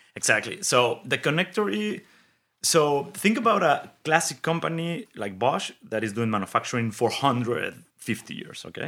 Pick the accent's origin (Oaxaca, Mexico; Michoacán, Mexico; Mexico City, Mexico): Mexico City, Mexico; moved away as an adult; also born or lived in Detroit / Germany; I grew up in Mexico City.